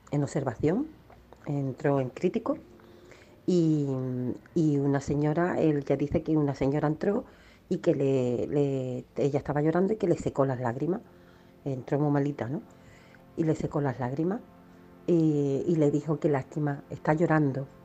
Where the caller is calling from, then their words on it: Málaga, Andalusia, Spain; de Málaga, que en Carlos de Haya también ha pasado eso y a mi madre le pasó.